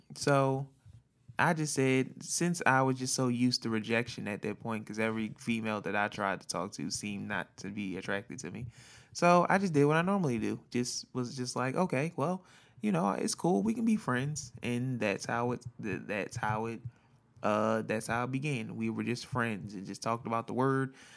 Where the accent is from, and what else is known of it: Philadelphia, Pennsylvania, United States; born or raised there; moved away as an adult; now in California, United States